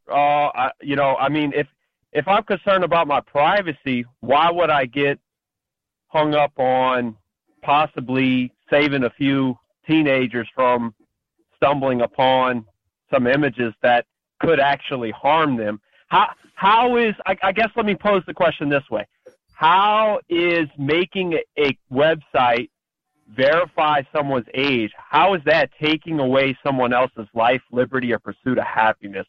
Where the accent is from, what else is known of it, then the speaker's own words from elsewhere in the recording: Louisiana, United States; I'm from Louisiana